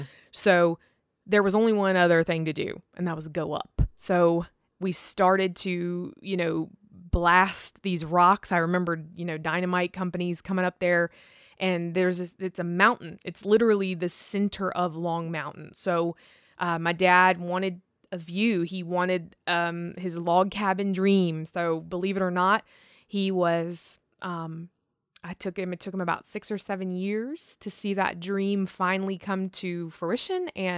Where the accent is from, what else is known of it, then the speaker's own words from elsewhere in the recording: Rustburg, Virginia, United States; born there; my dad was born in Rustburg. I was born in Rustburg, you know, and so his whole family, 7 brothers, 2 sisters, there's 9 of them total.